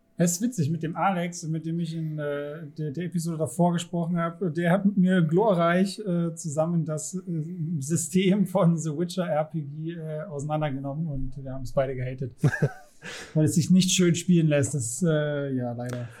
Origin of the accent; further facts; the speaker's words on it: Saxony, Germany; ich komme ja aus Sachsen